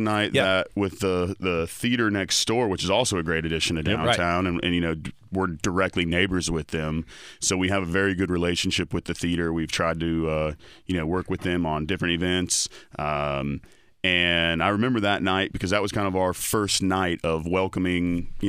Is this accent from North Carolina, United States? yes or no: yes; Raleigh, North Carolina, United States; Well, when I grew up in Raleigh in the 90s, you only went to Cary to play sports against Cary High.